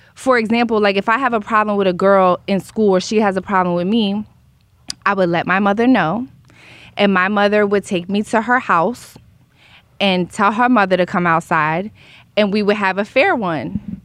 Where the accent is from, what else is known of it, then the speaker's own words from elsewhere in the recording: Philadelphia, Pennsylvania, United States; now in Los Angeles, United States; I grew up in Philly, which is integrated and segregated